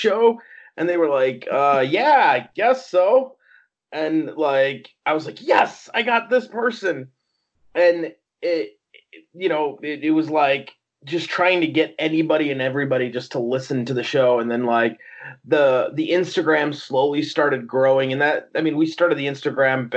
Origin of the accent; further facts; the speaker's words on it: outside of Chicago, Illinois, United States; I'm born and raised outside of Chicago, Illinois